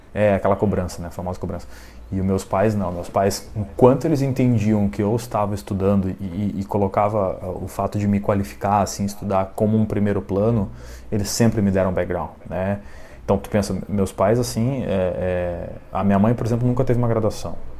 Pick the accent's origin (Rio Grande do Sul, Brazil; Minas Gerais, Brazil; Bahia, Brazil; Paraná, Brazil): Rio Grande do Sul, Brazil; Alvorada; now in Porto Alegre, Brazil; eu sou criado em Alvorada, né, que é, para quem não conhece a região metropolitana aqui de Porto Alegre